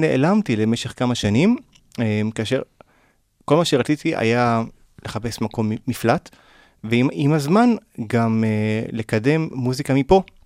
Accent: Israel; also born or lived in Pasadena, California, United States / Golan Heights; ברחתי מהארץ לקליפורניה

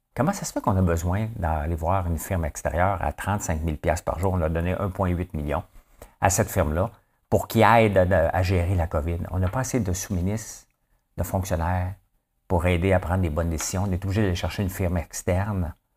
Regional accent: Gatineau, Quebec, Canada; je viens de Hall, OK? Euh, Gatineau, ça n'existe pas pour moi, je viens de Hall

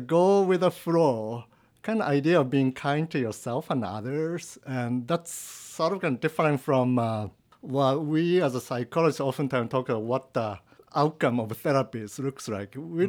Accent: Japan; English is a second language; moved away as an adult; now in United States; I'm from Japan. So I was born like in 1974. And then when I was 18, like in 1993, I decided to come into the States is a good idea.

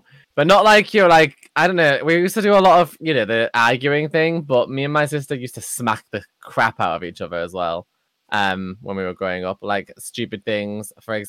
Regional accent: Yorkshire and the Humber, United Kingdom; I have lived in the same place my entire life and was born here.

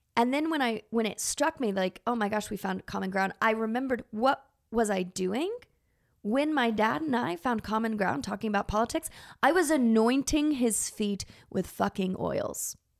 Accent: Texas, United States; I grew up in Texas

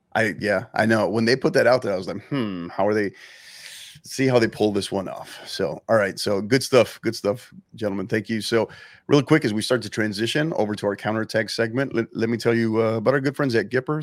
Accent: San Antonio, Texas, United States; my hometown team here, club that I support, season ticket member, San Antonio FC

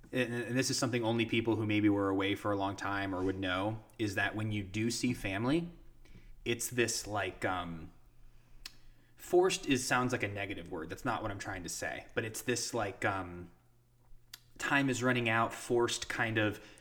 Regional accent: Ashtabula, Ohio, United States; my hometown of Ashtabula

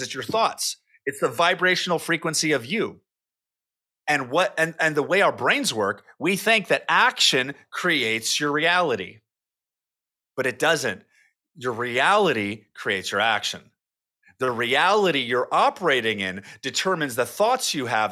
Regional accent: California, United States; moved away as an adult; also born or lived in Rocklin, California; now in Austin, United States; lived in California my entire life

